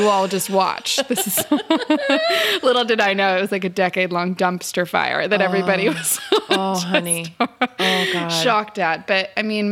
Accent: Los Angeles, California, United States; I grew up here. I grew up

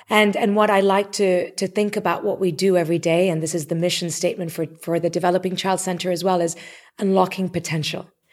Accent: Nairobi, Kenya; moved away; also born or lived in Canada; Even though I was born in Canada, I grew up in Nairobi. That was home

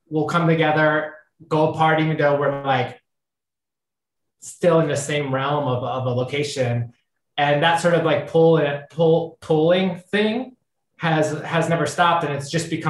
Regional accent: Ohio, United States; we're both from Ohio

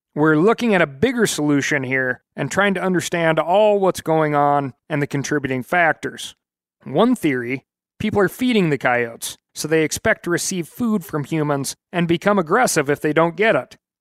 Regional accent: Montana, United States; my home state of Montana

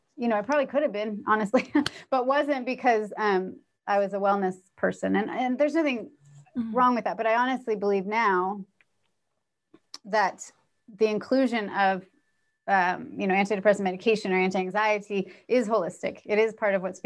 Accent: California, United States; moved away as an adult; also born or lived in New York; I grew up in California, very middle class, not at all upper middle class, and certainly not, but went to New York for college

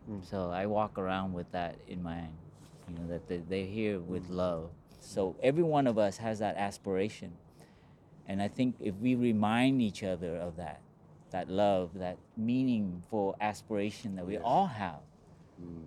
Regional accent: Los Angeles, California, United States; I grew up in Los Angeles

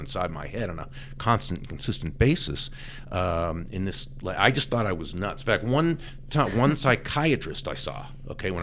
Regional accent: Boston, Massachusetts, United States; moved away; I grew up in the Boston area

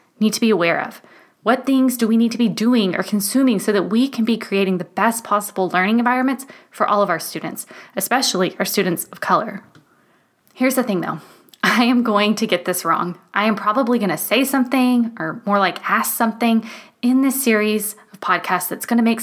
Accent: United States; moved away as an adult; now in Germany; I am so proud to be an American

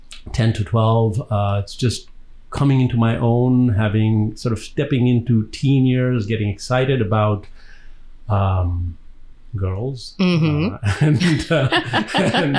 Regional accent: Dar es Salaam, Tanzania; accent: Indian, but African accent; moved away; also born or lived in Birmingham, England; I was born in Dar es Salaam in Tanzania, which is on the east coast of Africa, on the Indian Ocean.

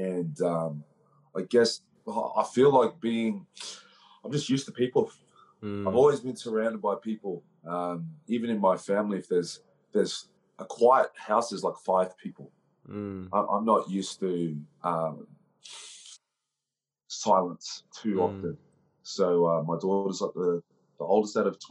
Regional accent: Brisbane, Queensland, Australia; also born or lived in Melbourne; now in Gold Coast, Australia; I grew up in Brisbane, Southeast Brisbane. And I live on the Gold Coast

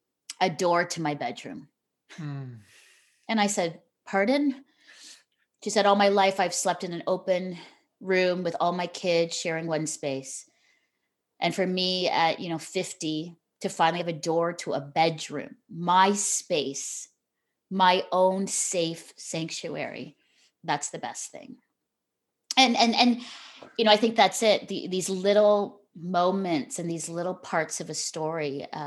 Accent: Philippines; also born or lived in Singapore; I think after I grew up in the Philippines and Singapore, and so my life was rich with diversity and, you know, multiculturalism and experiences. We traveled all over the world.

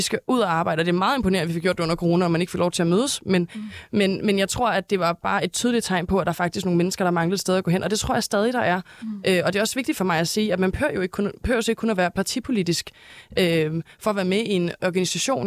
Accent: Næstved, Zealand, Denmark; now in Copenhagen, Denmark; Jeg er fra Næstved

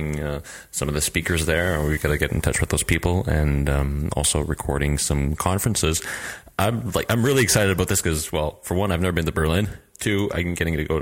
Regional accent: Canada; now in Lille, France; I'm a Canadian developer and user experience designer, and I'm based in Lille, France

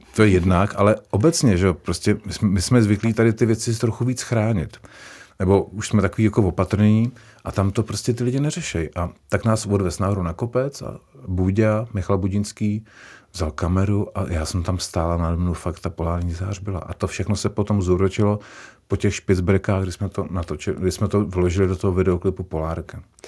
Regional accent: Turnov, Liberec Region, Czechia; now in Prague, Czechia; jsem se narodil v Turnově, což je město, kdo neví, tak je to město když v Českém ráji, před Libercem

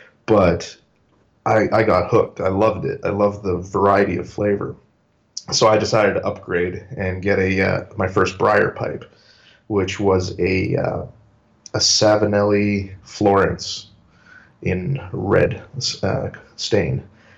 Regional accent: Winnipeg, Manitoba, Canada; also born or lived in Paraguay; I've been here I was born here, but, I grew up in Paraguay, South America. So I was there for several years until I was about 11 years old. And since then, I've lived here in Canada, in Winnipeg.

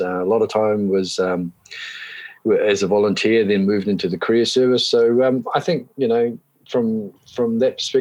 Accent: Hawke's Bay, New Zealand; moved away as an adult; also born or lived in Otago; now in Taranaki, New Zealand; I grew up over in Hawke's Bay. So Hawke's Bay boy

